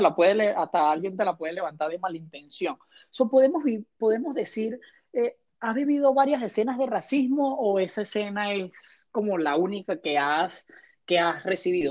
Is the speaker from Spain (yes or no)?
no; Caracas, Capital District, Venezuela; en Caracas, de donde vengo yo